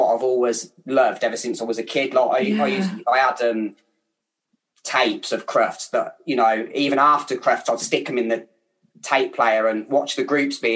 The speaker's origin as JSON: {"language": "English", "town": "Kettering", "region": "East Midlands", "country": "United Kingdom", "accent": "Kettering", "said": "my Kettering accent"}